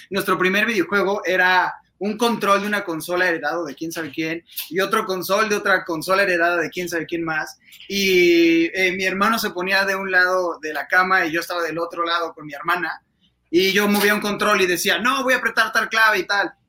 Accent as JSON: {"language": "Spanish", "region": "Mexico City", "country": "Mexico", "lives_now": "Querétaro, Mexico", "said": "justo soy adoptado queretano, yo soy de la Ciudad de México"}